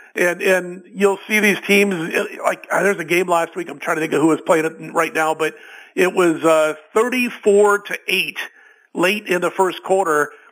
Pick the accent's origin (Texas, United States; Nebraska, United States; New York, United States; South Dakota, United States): Nebraska, United States; Omaha; when I was a, a young guy growing up in Omaha